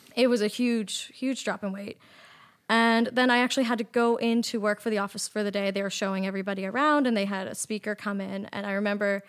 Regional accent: Nova Scotia, Canada; moved away as an adult; also born or lived in Toronto; I'm from Nova Scotia and I was living in Toronto at the time

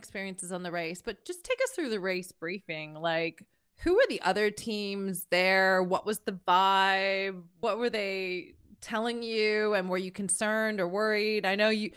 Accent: Canada; moved away as an adult; now in Dubai, United Arab Emirates; I am Canadian, but I cannot take cold now.

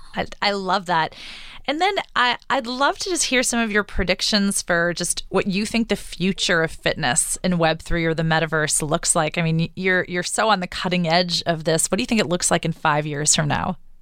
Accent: New York, United States; my my New Yorker heart

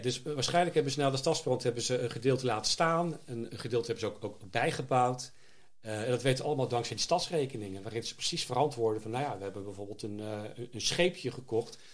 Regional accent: Zoetermeer, South Holland, Netherlands; moved away as an adult; also born or lived in The Hague / Leiden / Schiedam; now in Vlaardingen, Netherlands; Ik ben geboren in Den Haag, opgegroeid in Zoetermeer, in Leiden gestudeerd

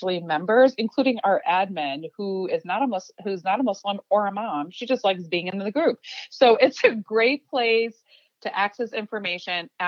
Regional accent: Chicago, Illinois, United States; first language Urdu; English is a second language; I was born and raised in Chicago

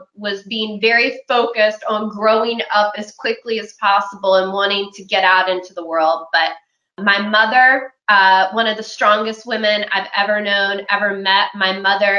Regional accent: Charlotte County, Virginia, United States; I'm from Charlotte County, Virginia, which is in Southern Virginia

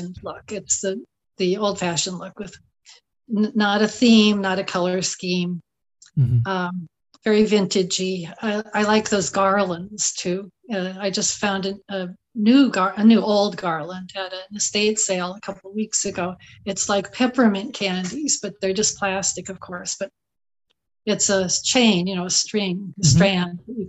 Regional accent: Southern California, United States; moved away as an adult; also born or lived in Champaign-Urbana, Illinois; I grew up in Southern California

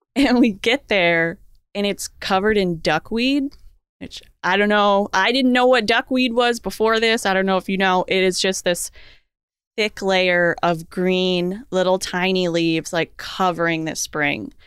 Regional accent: Florida, United States; also born or lived in Naples, Florida; I'm from Florida.

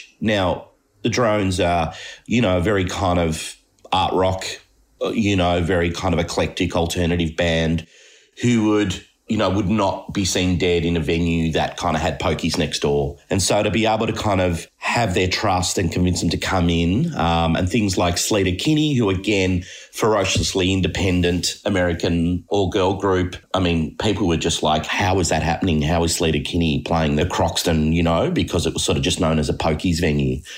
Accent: Melbourne, Victoria, Australia; I grew up in Thornbury as a kid

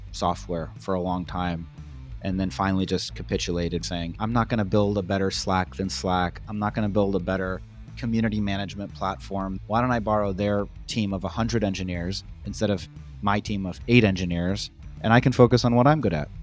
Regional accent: New York, United States; I'm from New York

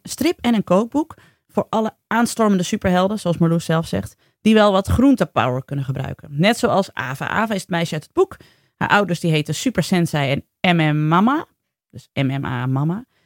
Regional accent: Friesland, Netherlands; ik ben ook opgegroeid in Friesland

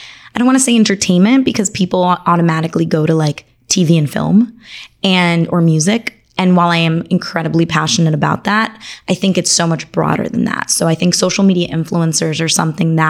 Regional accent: Miami, Florida, United States; also born or lived in Argentina; I was born in Argentina, raised here in Miami

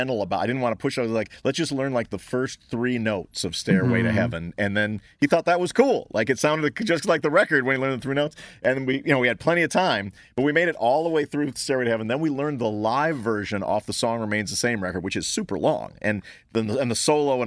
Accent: Libertyville, Illinois, United States; my hometown Libertyville

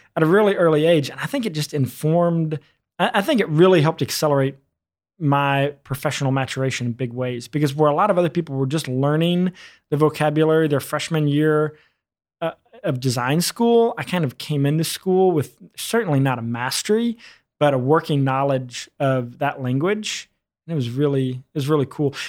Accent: rural Arkansas, United States; also born or lived in New York City; I was born in New York City, but I was raised in rural Arkansas

